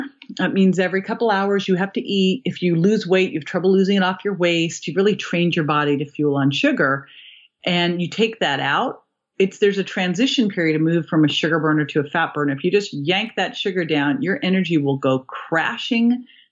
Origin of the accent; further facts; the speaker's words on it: Berkeley, California, United States; I grew up in Berkeley.